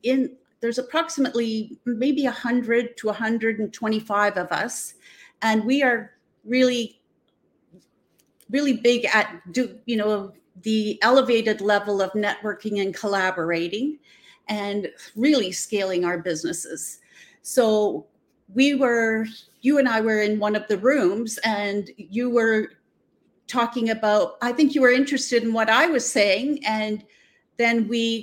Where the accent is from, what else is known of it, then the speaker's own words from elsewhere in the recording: Southern Ontario, Canada; I am from Southern Ontario. I'm in a small port town called Port Stanley